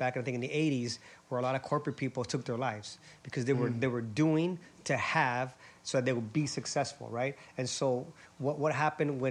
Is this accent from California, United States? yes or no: no; Honolulu, Hawaii, United States; moved away as an adult; also born or lived in San Diego; I was born and raised in Honolulu, Hawaii